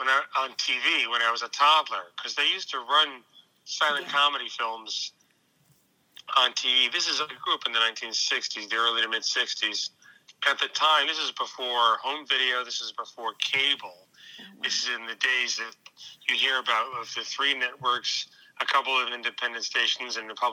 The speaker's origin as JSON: {"language": "English", "town": "Larchmont", "region": "New York", "country": "United States", "tie": "born or raised there", "said": "I grew up in the suburbs in a county called Westchester out in New York State. Okay. That's by Long Island Sound. Not all Long Island, but it's on Long Island Sound. Small town called Larchmont that's near the water."}